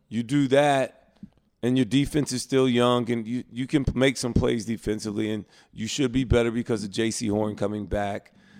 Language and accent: English; Prattville, Alabama, United States; I was from Alabama